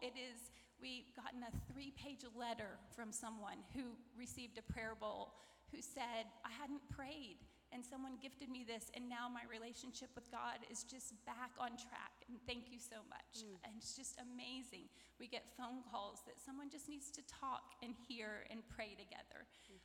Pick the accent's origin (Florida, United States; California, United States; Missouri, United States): Florida, United States; McIntosh; I grew up outside of McIntosh, near Ocala